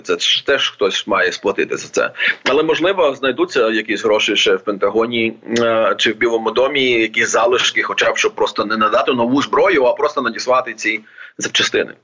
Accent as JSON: {"language": "Ukrainian", "region": "Odesa Oblast", "country": "Ukraine", "tie": "born or raised there", "said": "моя рідна Одеська область"}